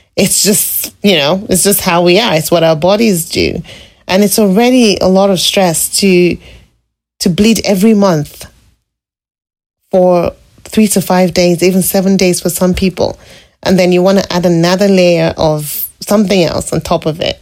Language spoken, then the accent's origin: English; Lagos, Nigeria; moved away as an adult; now in British Columbia, Canada; growing up in Lagos